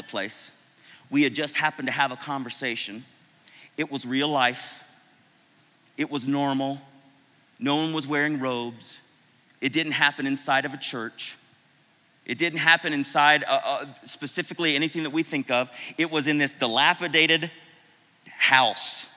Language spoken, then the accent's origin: English; Florida, United States; moved away; I was from Florida